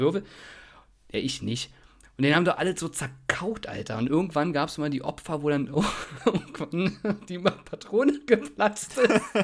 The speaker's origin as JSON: {"language": "German", "region": "Berlin", "country": "Germany", "tie": "born or raised there", "said": "Ich komme aus mhm. Berlin Buch übrigens. Also geboren bin ich dort"}